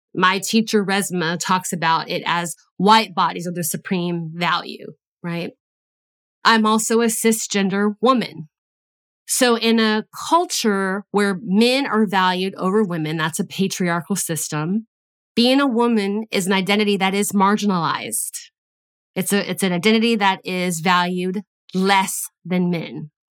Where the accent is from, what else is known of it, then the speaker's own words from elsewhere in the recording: United States; I was born in the United States.